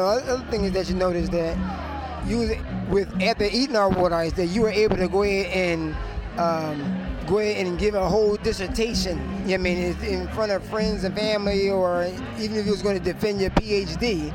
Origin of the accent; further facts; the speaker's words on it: Philadelphia, Pennsylvania, United States; I'm from West Philadelphia, born and bred here in West Philadelphia